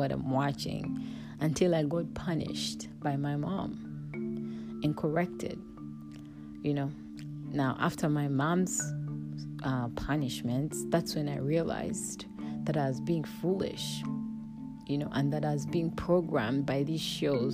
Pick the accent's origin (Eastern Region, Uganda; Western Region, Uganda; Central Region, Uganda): Central Region, Uganda; Kampala; Growing up in Africa, in a small town named Kampala